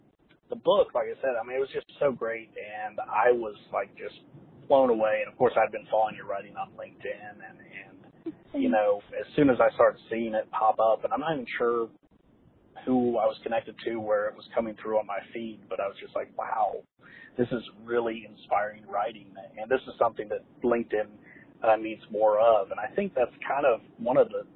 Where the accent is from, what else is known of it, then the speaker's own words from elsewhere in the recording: Ohio, United States; moved away; I'm from Ohio originally, I've never actually been to Cincinnati